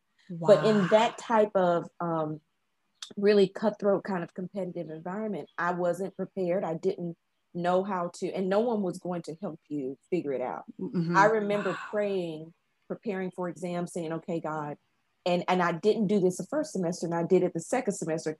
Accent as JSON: {"language": "English", "town": "Chattanooga", "region": "Tennessee", "country": "United States", "also_born_or_lived": "Memphis, United States / Indianapolis, United States / London, United Kingdom", "moved": "as an adult", "lives_now": "Taiwan", "said": "I'm from Chattanooga, Tennessee"}